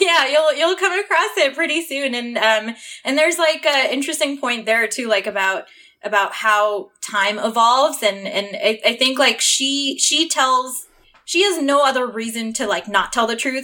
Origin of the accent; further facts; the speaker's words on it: Toronto, Ontario, Canada; moved away; I grew up in Toronto